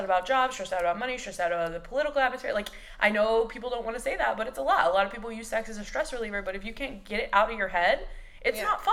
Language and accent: English; Texas, United States; moved away as an adult; now in Los Angeles, United States; I'm 27 and I am from Texas and I live in LA now